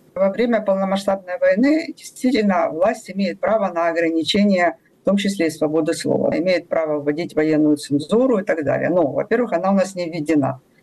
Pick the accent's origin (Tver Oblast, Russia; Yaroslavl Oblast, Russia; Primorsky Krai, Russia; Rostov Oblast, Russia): Primorsky Krai, Russia; Vladivostok; now in Ukraine; я родилась в Владивостоке